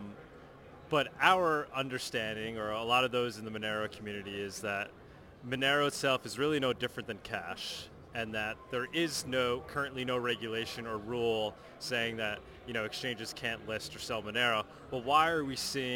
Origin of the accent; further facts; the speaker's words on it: New York, United States; I'm a New Yorker. I'm from New York